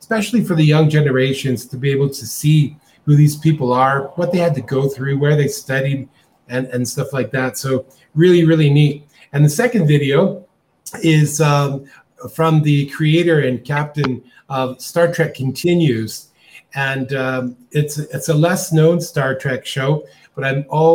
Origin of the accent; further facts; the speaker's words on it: Calgary, Alberta, Canada; moved away as an adult; now in Costa Rica; I'm from Calgary, Canada, originally, but I've been living in Costa Rica for over 25 years.